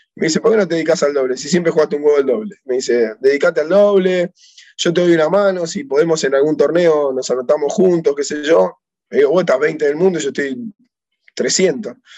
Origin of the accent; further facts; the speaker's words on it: Tigre, Buenos Aires Province, Argentina; yo soy de Tigre, de acá de, la localidad de Tigre, un club que se llamaba Vito Dumas de barrio